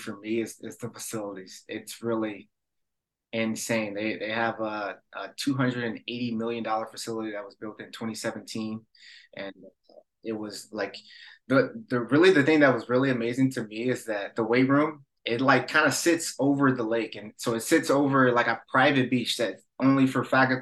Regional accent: Illinois, United States; born or raised there; moved away as an adult

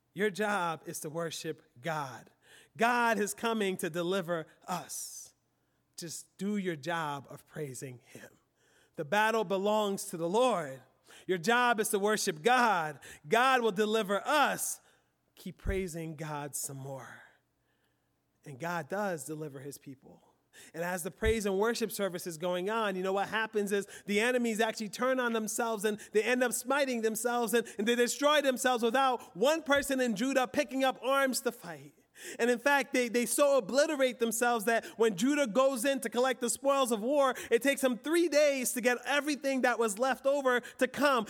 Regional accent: Philadelphia, Pennsylvania, United States; I grew up in Philly.

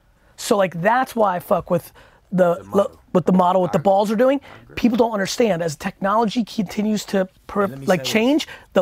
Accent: Edison, New Jersey, United States; I grew up in Edison, New Jersey, good mixed culture. I'm 41

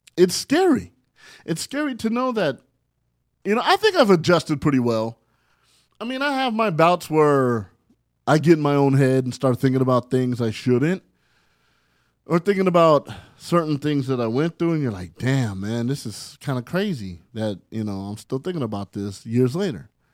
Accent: San Bernardino, California, United States; also born or lived in Barstow, California; I was raised in San Bernardino, California, by way of Barstow, California

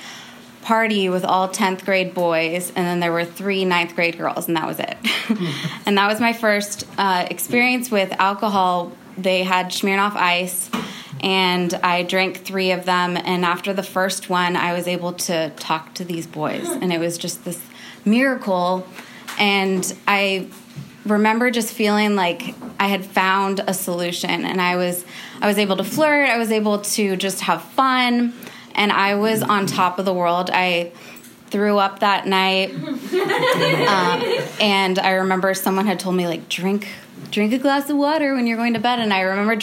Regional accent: California, United States; I grew up in California

